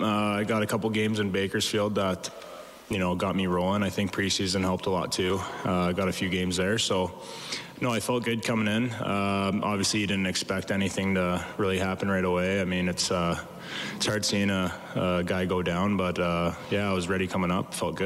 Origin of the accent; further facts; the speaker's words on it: Edmonton, Alberta, Canada; I grew up in Edmonton